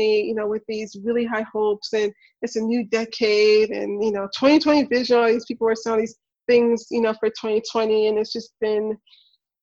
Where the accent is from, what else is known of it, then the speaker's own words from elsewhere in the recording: Memphis, Tennessee, United States; I'm from Memphis. I grew up in the not so best neighborhood